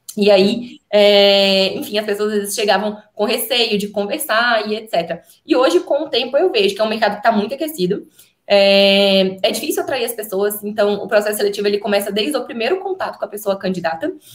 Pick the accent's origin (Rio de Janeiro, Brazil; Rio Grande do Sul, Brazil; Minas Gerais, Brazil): Minas Gerais, Brazil; eu sou de Minas